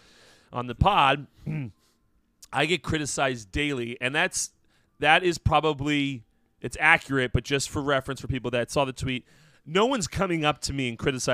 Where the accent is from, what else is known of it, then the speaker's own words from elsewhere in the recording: New Jersey, United States; I'm from New Jersey.